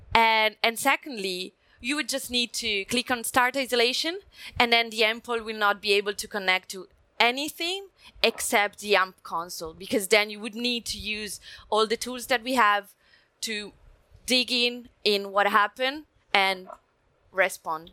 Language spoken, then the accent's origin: English; Italy; English is a second language; I'm Italian, come from Italy, so you may notice prime from my accent